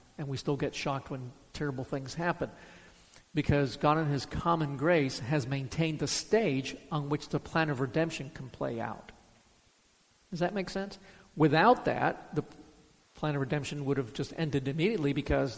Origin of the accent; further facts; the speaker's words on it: Miami, Florida, United States; I grew up in Miami. I mean, come on. Did high school in Miami